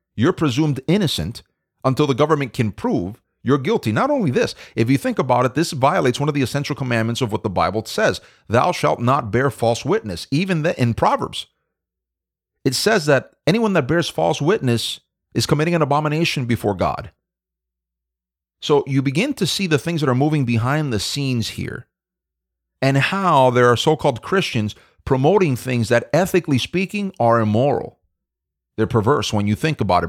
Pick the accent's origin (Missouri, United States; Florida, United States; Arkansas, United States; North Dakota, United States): Florida, United States; my home state of Florida